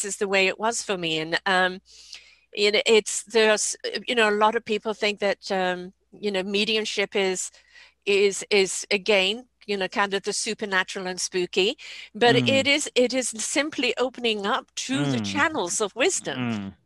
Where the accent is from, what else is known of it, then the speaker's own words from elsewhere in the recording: England, United Kingdom; now in Canada; I'm in Canada now, but I'm from England